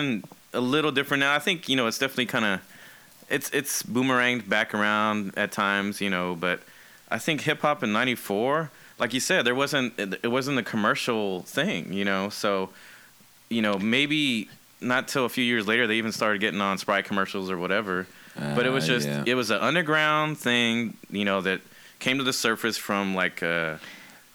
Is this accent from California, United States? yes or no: no; Austin, Texas, United States; I'm from Austin